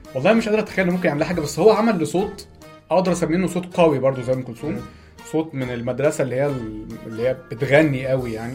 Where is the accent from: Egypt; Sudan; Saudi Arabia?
Egypt; احنا عندنا في مصر